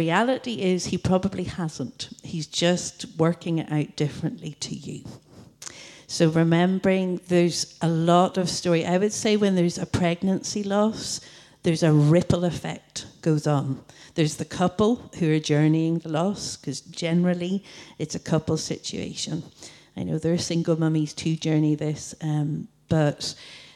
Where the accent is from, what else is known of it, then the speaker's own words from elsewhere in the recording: Coleraine, Northern Ireland, United Kingdom; I'm from Coleraine